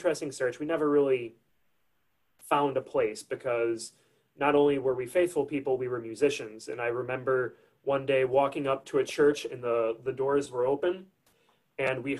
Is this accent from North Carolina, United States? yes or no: no; Crystal Lake, Illinois, United States; I'm originally from a suburb of Chicago, Illinois, a little town called Crystal Lake, about 15, 20 minutes from the Wisconsin border. I was raised in Crystal Lake